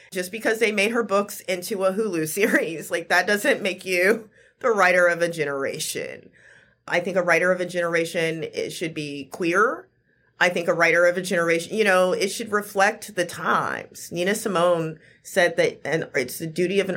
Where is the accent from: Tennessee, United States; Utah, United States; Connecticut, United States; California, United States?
Tennessee, United States; Memphis; I'm from North Memphis